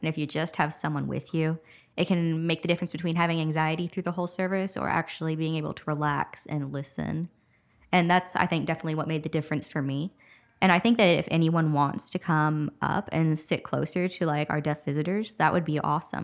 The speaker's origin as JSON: {"language": "English", "town": "Huntington", "region": "Texas", "country": "United States", "tie": "born or raised there", "moved": "as an adult", "lives_now": "Nacogdoches, United States", "said": "my hometown, Huntington. It was about forty-five minutes or an hour away."}